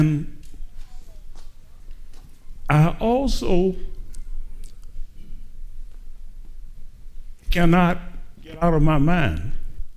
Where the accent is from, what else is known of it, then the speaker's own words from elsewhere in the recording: East St. Louis, Illinois, United States; I was raised in East St. Louis